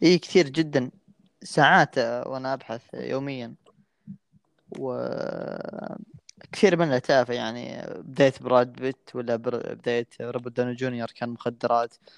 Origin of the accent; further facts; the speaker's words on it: Saudi Arabia; أنا من السعودية